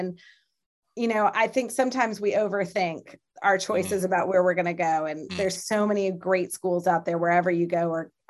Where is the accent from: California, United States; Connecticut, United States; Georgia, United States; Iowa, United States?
Georgia, United States; Athens; also born or lived in Syracuse, New York / Peoria, Illinois; And so I was born in Syracuse, New York, because my parents were at Colgate, which is too small. It's in Hamilton, New York. It's too small to actually have a hospital. So I was born down the road a bit. Then we moved to Peoria, Illinois, and then eventually Athens, Georgia.